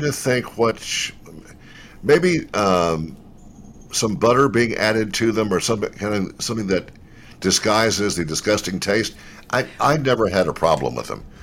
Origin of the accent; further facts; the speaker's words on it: Louisville, Kentucky, United States; now in Memphis, United States; it was in Louisville, where I, where uh, I was born